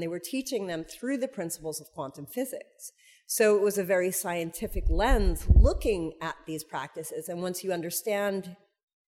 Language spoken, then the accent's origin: English; New York, United States; I'm from New York.